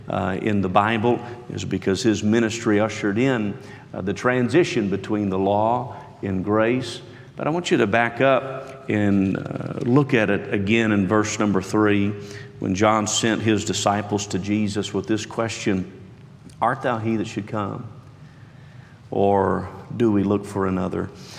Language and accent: English; West Union, West Virginia, United States; moved away as an adult; now in Gainesville, United States; I was born and raised in West Union, West Virginia, at a Christian campgrounds